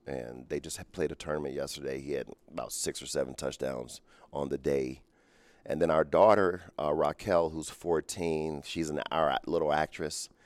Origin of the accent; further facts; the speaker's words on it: Cincinnati, Ohio, United States; I grew up in Cincinnati, Ohio